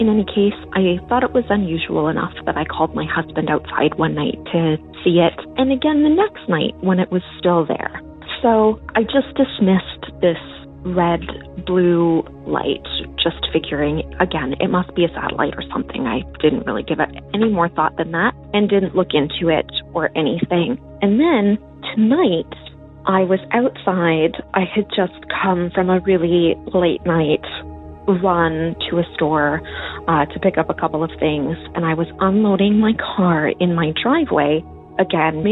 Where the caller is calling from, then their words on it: Northern Ontario, Canada; I am calling from Northern Ontario, Canada